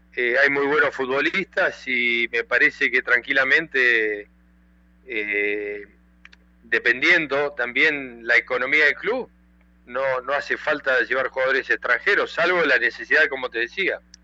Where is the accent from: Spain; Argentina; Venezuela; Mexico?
Argentina; moved away as an adult; also born or lived in Peru; estoy en mi país, estoy en Argentina